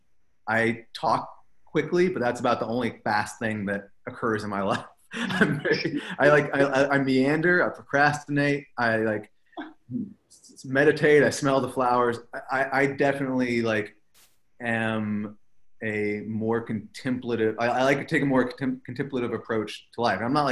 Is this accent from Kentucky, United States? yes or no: no; Texas, United States; moved away; a filmmaker from Texas